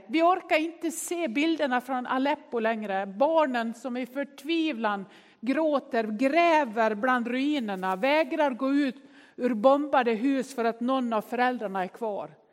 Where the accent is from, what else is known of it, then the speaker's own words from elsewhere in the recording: Nås, Dalarna County, Sweden; Jag är ju uppväxt i Nås i Västerdalarna